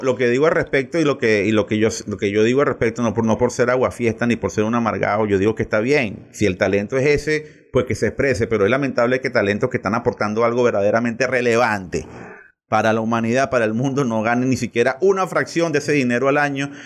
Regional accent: Venezuela; nosotros aquí en Venezuela

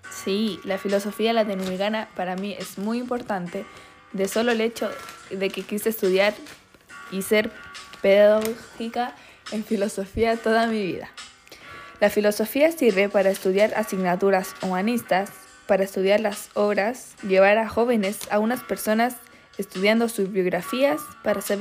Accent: Chile; Soy una filósofa chilena, autora de una veintena de libros y miembro de la Academia Chilena de la Lengua

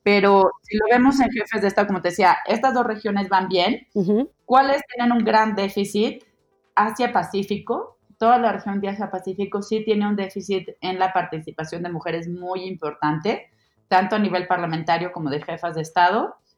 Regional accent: Mexico; como mexicana

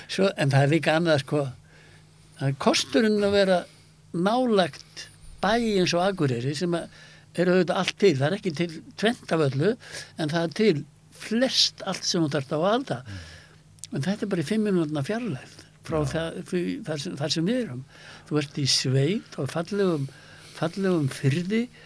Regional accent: Iceland; also born or lived in United States

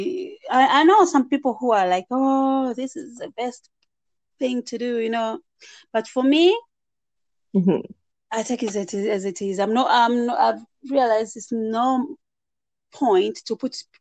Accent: United States; I grew up in the States

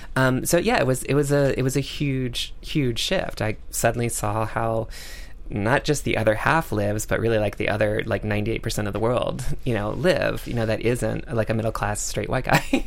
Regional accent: North Carolina, United States; my home state of North Carolina

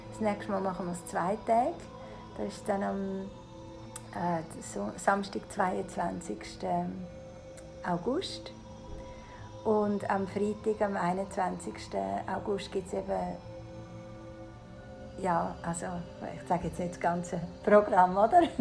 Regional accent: Switzerland; Ich bin halb Italienerin, also mein Vater ist Italiener. Und ich bin aber in der Schweiz geboren, bin immer nur in der Schweiz gewesen.

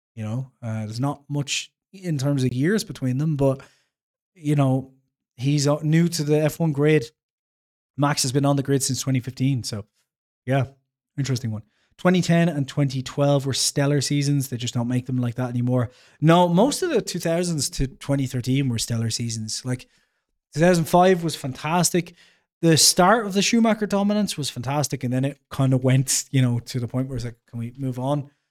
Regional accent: Ireland; I'm Irish

